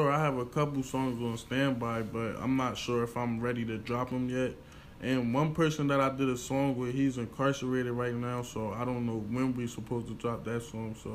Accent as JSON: {"language": "English", "town": "Chester", "region": "Pennsylvania", "country": "United States", "said": "I'm from Chester, Pennsylvania."}